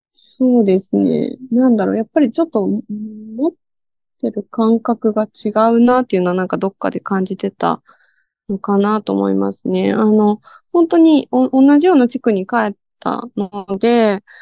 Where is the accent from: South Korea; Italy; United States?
United States; now in Japan; まあアメリカで育ったことプラス、その父の価値観もあり、